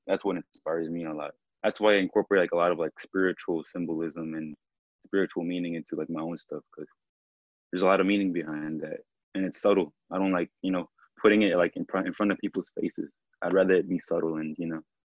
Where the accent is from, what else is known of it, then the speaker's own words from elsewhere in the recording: Annapolis, Maryland, United States; also born or lived in Mexico; I pretty much grew up in Annapolis, Maryland